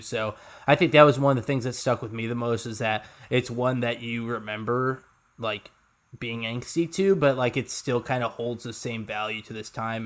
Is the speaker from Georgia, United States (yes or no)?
no; Lombard, Illinois, United States; where I grew up in Lombard